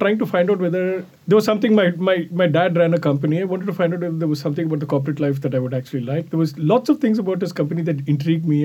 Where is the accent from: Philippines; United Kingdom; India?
India; moved away as an adult; also born or lived in Rochester, United States; now in New York City, United States; I originally come from India, where I grew up and did my undergrad and MBA degrees